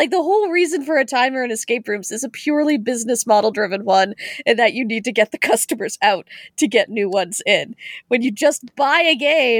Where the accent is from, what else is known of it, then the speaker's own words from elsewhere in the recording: Canada; I'm also Canadian, so, you know.